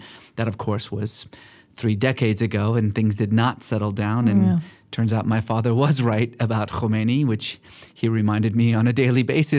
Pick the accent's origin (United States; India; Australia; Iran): Iran; born there; I was born in Iran. I like to sometimes joke that I come from a long line of lukewarm Muslims and exuberant atheists.